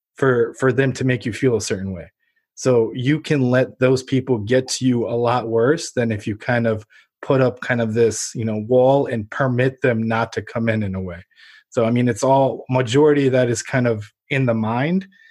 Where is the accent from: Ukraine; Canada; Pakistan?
Ukraine; born or raised there; now in United States